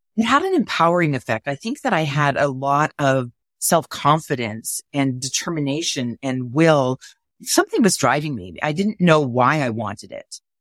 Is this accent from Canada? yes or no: yes; Montreal, Quebec, Canada; I was growing up in Montreal